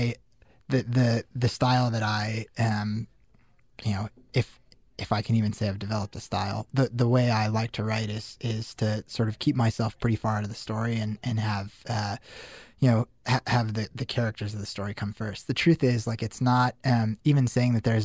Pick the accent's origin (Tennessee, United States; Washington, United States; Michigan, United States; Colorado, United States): Colorado, United States; Denver; moved away as an adult; also born or lived in Syracuse; I grew up in Denver.